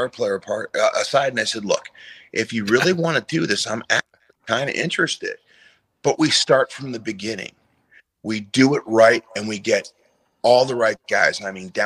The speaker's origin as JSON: {"language": "English", "town": "Detroit", "region": "Michigan", "country": "United States", "moved": "yes", "said": "I'm from the Detroit area, but I moved way, way up north"}